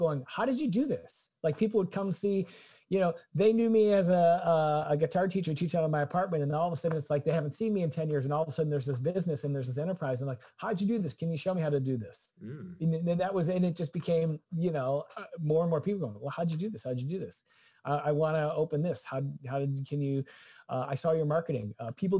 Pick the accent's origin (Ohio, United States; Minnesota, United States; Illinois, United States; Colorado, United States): Illinois, United States; Clarendon Hills; moved away as an adult; also born or lived in Boston; I'm from Clarendon Hills, Illinois